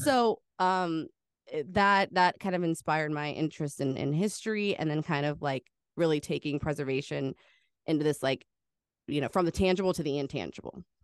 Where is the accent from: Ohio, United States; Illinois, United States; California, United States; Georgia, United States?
Ohio, United States; Cincinnati; Cincinnati, um, where I, I live